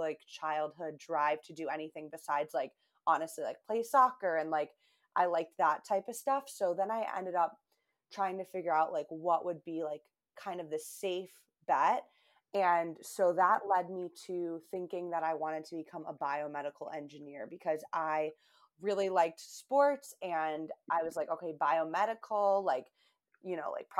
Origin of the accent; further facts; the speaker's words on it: Buffalo, New York, United States; also born or lived in Albany, New York; now in Boston, United States; I grew up in Buffalo, New York, but moved to Boston, where I live now